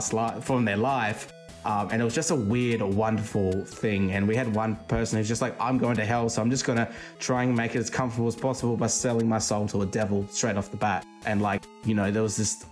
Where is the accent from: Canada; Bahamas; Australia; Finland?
Australia; I actually grew up in the country, and I've just moved to like a capital city in my state now